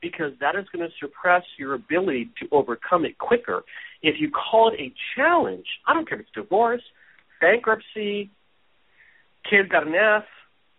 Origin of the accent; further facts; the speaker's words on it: Hawaii, United States; moved away; also born or lived in San Francisco, California; I was born in San Francisco. I grew up in Hawaii since I was five.